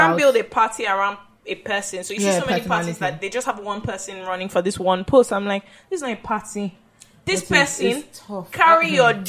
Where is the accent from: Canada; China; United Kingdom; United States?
United Kingdom; I'm British primarily. Then I'm Ghanaian.